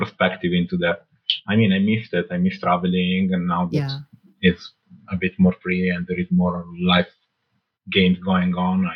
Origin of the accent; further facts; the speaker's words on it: Alessandria, Piedmont, Italy; English is a second language; also born or lived in Morocco; So I was born in Italy, in Alessandria, in the north, near Milan. Then at 1 year old, actually, I moved to Morocco. I lived with my grandparents from 1 till 5. And then at 5, I came back to Italy.